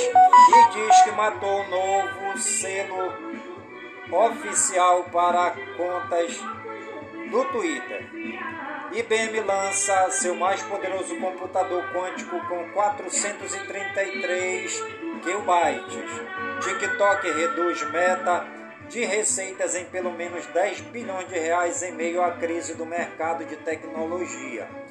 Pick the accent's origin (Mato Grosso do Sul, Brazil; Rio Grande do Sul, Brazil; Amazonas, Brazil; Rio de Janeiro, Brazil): Amazonas, Brazil; Careiro da Várzea; do Careiro da a minha cidade natal